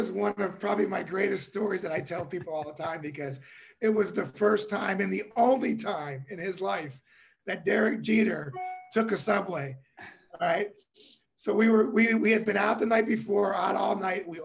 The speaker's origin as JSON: {"language": "English", "town": "Cincinnati", "region": "Ohio", "country": "United States", "said": "I'm a kid from Cincinnati, Ohio."}